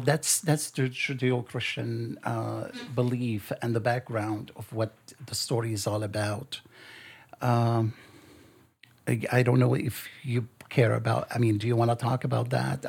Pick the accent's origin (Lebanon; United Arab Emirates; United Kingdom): Lebanon; now in United States; I was born in Lebanon and I grew up in Lebanon.